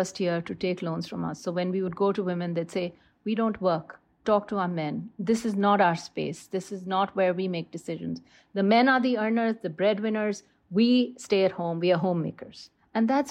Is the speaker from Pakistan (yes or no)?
yes; Lahore, Punjab, Pakistan; I am from Lahore